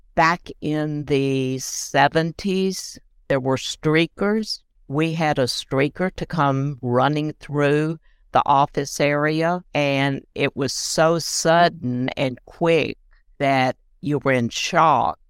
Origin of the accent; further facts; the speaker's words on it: Land Between the Lakes area, Kentucky, United States; moved away as an adult; also born or lived in Nashville, Tennessee; now in Franklin, United States; I grew up in Kentucky, land between the lakes area.